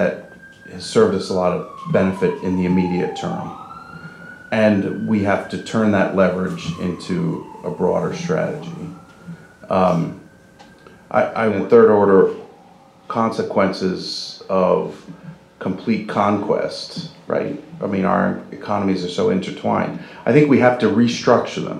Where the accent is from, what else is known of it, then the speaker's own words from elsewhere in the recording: Philadelphia, Pennsylvania, United States; I'm from Philadelphia